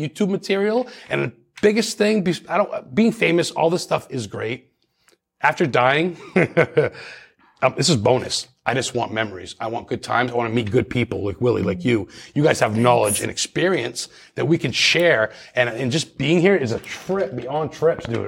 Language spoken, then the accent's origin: English; Lisbon, Maine, United States; growing up in Lisbon, Maine